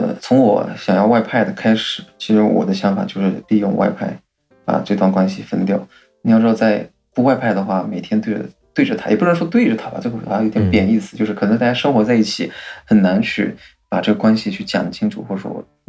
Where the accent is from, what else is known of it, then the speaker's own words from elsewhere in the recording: Fujian, China; moved away; 我们福建这边的的这个这个风俗嘛，都是这样